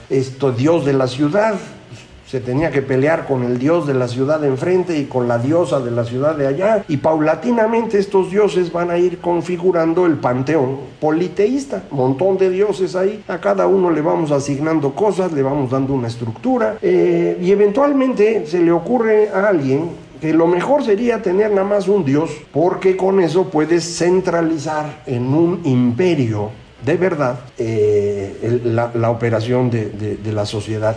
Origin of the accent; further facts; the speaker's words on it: Veracruz, Mexico; yo soy de Veracruz